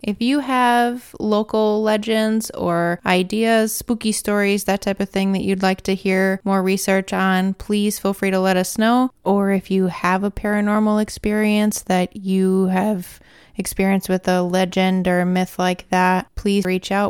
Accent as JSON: {"language": "English", "region": "Wisconsin", "country": "United States", "tie": "born or raised there", "said": "growing up in Wisconsin"}